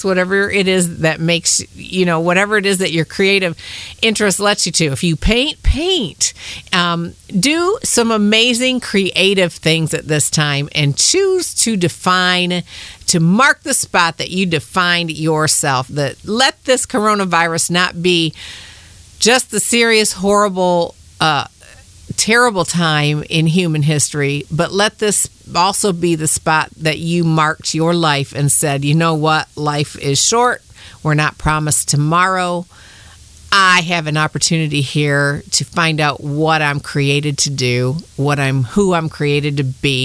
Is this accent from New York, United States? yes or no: no; Michigan, United States; now in Kentucky, United States; I'm from Michigan. I've been down here in Kentucky for about 25 years.